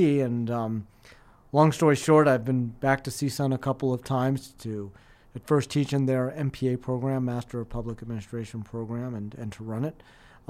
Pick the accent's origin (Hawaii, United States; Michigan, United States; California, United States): California, United States; Los Angeles; So I grew up in Los Angeles, California